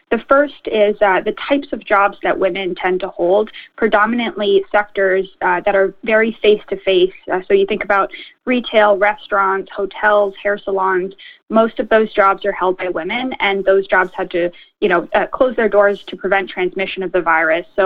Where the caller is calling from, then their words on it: Ontario, Canada; I know we're calling in from York Region here, so the chambers in Richmond Hill and Newmarket and Vaughan, we've all been amplifying the message